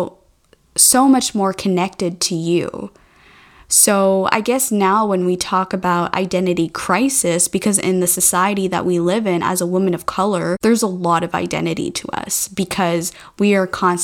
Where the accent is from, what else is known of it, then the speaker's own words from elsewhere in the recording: Mauritius; I'm from Mauritius Island